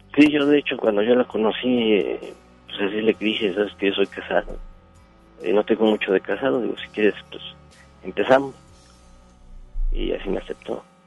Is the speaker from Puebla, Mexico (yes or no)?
yes; Puebla, Mexico; moved away as an adult; now in Monterrey, Mexico; Yo soy del estado de Puebla. Yo tengo 10 años radicando aquí en Monterrey